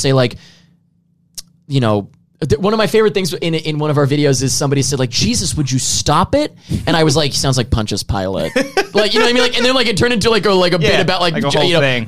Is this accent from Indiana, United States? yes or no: no; New York, United States; I'm from New York